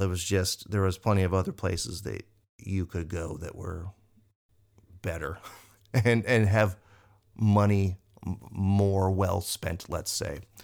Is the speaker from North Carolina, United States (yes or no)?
no; Indiana, United States; we're from Indiana